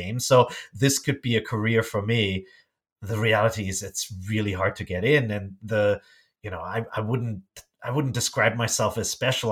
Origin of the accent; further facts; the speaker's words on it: Germany; English is a second language; moved away as an adult; also born or lived in Japan; I grew up in Germany